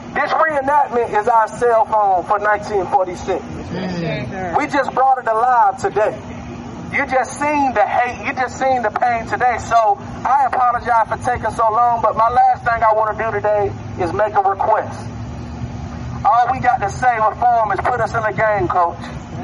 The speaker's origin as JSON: {"language": "English", "town": "Monroe", "region": "Georgia", "country": "United States", "tie": "born or raised there", "said": "I'm born and raised in Monroe, Georgia."}